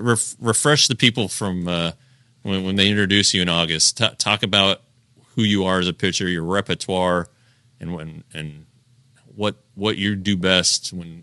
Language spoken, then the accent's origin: English; Colorado, United States; because I'm from Colorado